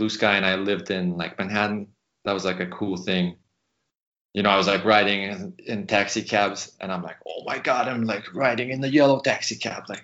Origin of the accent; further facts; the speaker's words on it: Canada; moved away as an adult; also born or lived in San Francisco; when you're in the States as a, you know, as a Canadian, you're working on a visa